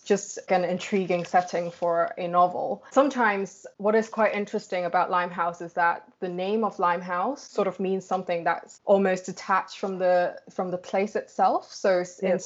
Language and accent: English; Hong Kong; moved away; also born or lived in United Kingdom; I am originally from Hong Kong, but I spent, I think, the past decade in the UK